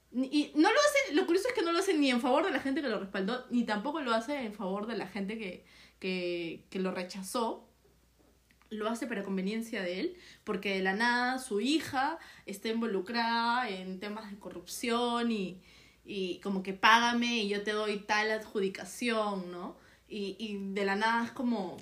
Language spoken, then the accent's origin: Spanish; Peru; no somos ciudadanos de Perú, sino hasta cumplir 18 años